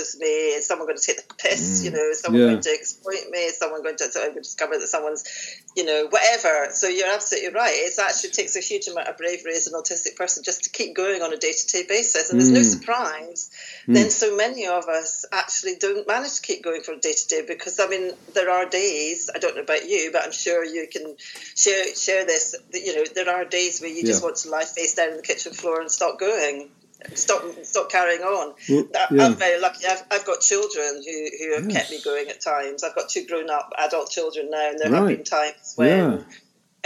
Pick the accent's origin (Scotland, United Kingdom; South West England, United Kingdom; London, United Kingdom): Scotland, United Kingdom; Glasgow; I was born in Glasgow